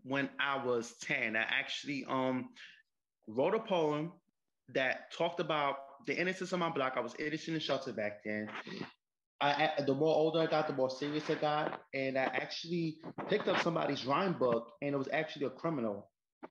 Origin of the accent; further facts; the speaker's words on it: New York City, New York, United States; Well, I'm actually from New York City. Grew up in the Bronx. I'm from the Bronx.